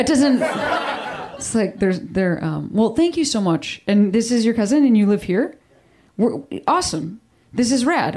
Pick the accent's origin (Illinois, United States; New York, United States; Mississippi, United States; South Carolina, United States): Illinois, United States; Chicago; moved away as an adult; now in Los Angeles, United States; I'm also from Chicago